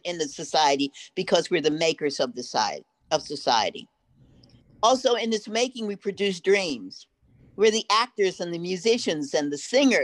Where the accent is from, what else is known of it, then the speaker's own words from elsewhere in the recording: Baltimore, Maryland, United States; I was raised in Sandtown, but my parents were sharecroppers in North and South Carolina